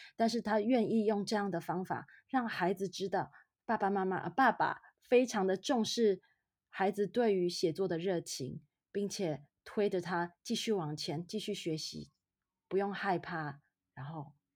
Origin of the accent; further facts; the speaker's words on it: Taiwan; now in Boston, United States; 身为台湾人